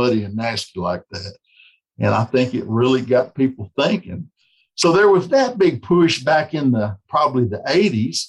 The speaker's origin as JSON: {"language": "English", "region": "West Tennessee", "country": "United States", "tie": "born or raised there", "said": "growing up in West Tennessee"}